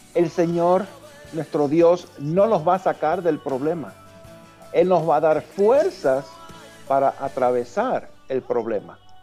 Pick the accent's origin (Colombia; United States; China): United States; New York; en New York, y es New York es donde yo nací